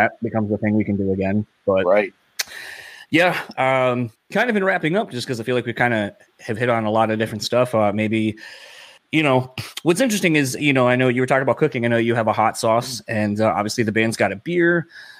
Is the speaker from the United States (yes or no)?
yes; Delaware, United States; now in Michigan, United States; I'm originally from Delaware, and then moved out here